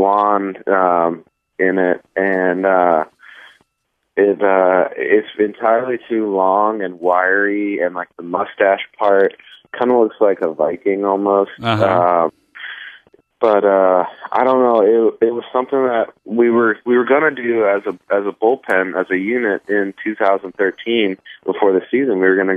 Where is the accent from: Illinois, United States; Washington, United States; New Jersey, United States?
New Jersey, United States; Now, we moved, and I grew up primarily in New Jersey, outside of Philadelphia, and you know, I grew up a Phillies fan and stuff like